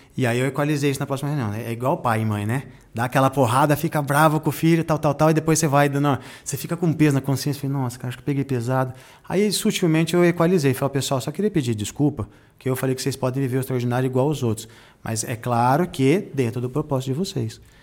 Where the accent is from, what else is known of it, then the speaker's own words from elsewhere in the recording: Jundiaí, São Paulo, Brazil; Eu também sou da periferia de Jundiaí.